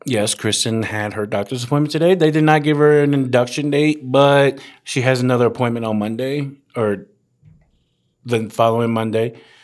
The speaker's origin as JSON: {"language": "English", "town": "Woodbridge", "region": "Virginia", "country": "United States", "tie": "born or raised there", "said": "four years, Garfield High School, Woodbridge, Virginia"}